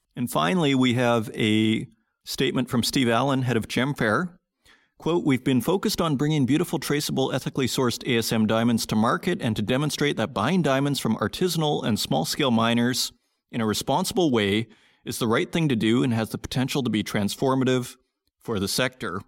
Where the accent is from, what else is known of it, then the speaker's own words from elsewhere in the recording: Saskatoon, Saskatchewan, Canada; Saskatoon, Saskatchewan, my hometown